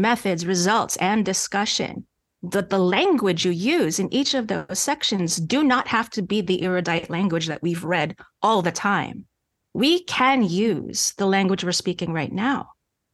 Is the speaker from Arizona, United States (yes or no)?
no; New York, United States; accent: slight Canadian accent; moved away as an adult; also born or lived in Montreal; I'm a native New Yorker. And you hear that when I speak with my friends that I grew up